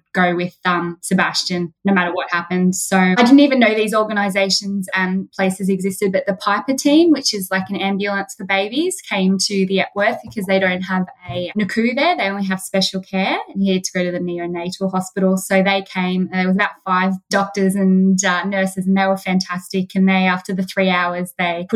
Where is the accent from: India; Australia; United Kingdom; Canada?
Australia; Macedon Ranges, Victoria; we're from Macedon Ranges